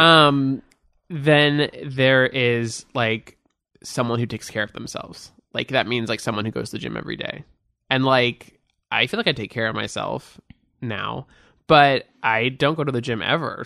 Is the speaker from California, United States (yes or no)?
yes; Beverly Hills, California, United States; also born or lived in Hancock Park, Los Angeles; I grew up in Beverly Hills.